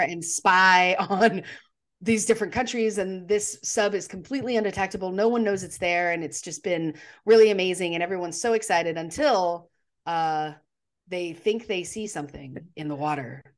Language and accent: English; Texas, United States; moved away as an adult; now in Charlotte, United States; I am from Texas. I say that. I spent thirty years of my life there